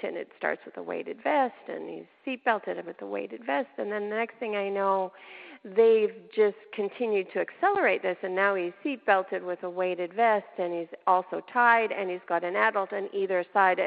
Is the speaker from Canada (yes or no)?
yes; Canada; moved away as an adult; now in United States; way back, before I came into the States, I lived in Canada. I'm a Canadian by birth